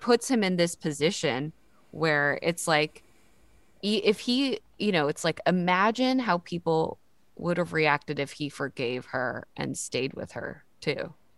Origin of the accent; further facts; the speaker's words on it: the South, United States; I grew up in the South